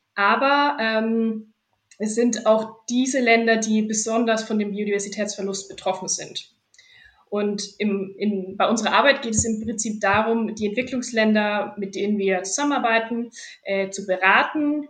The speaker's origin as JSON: {"language": "German", "area": "Fürth district", "region": "Bavaria", "country": "Germany", "tie": "born or raised there", "also_born_or_lived": "Erlangen", "said": "ich komme ursprünglich aus dem Landkreis Fürth"}